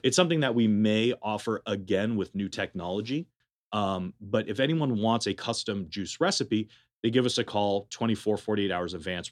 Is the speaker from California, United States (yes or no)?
yes; Berkeley, California, United States; moved away as an adult; also born or lived in Madison, Wisconsin; now in Las Vegas, United States; I'm originally from Berkeley, California. Uh, I was born and raised there.